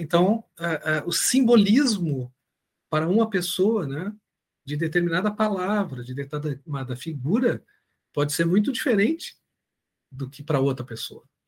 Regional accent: Brazil; somos brasileiros

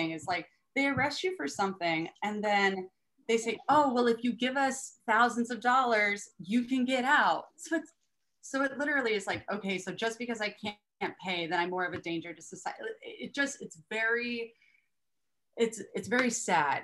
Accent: Austin, Texas, United States; moved away; also born or lived in Poway, San Diego, California / Humboldt County, California; I was raised in Texas

